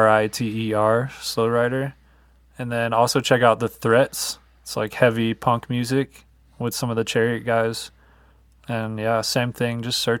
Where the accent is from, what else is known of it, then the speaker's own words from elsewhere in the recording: Atlanta, Georgia, United States; moved away; I'm originally from Atlanta